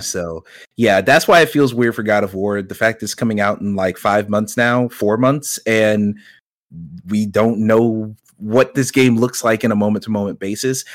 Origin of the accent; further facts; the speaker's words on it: Georgia, United States; not only am I from that area, born and raised in Georgia my whole life